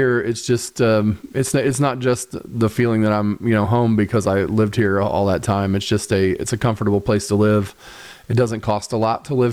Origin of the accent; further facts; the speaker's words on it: Muncie, Indiana, United States; also born or lived in Nashville, Tennessee / Greenfield, Indiana; now in Indianapolis, United States; when I was younger, I grew up in Muncie